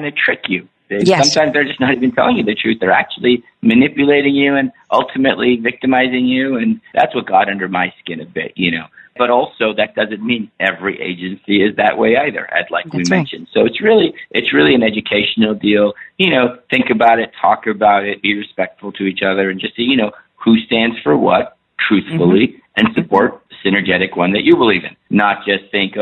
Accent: Petaluma, California, United States; also born or lived in Iran; I was born in Iran. I grew up in Northern California

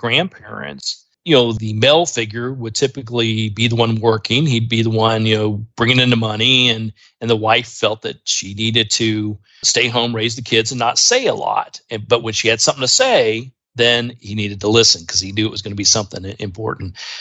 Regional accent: Indiana, United States; I grew up in Indiana

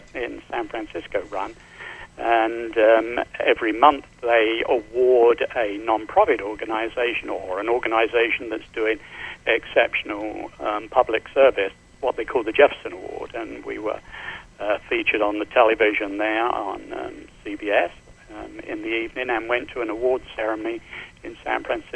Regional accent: London, United Kingdom; moved away as an adult; also born or lived in Southern California; now in United States; I'm from London

